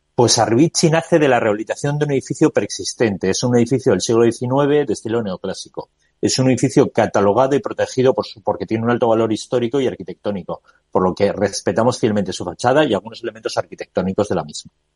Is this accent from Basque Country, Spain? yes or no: yes; Bilbao, Basque Country, Spain; soy de Bilbao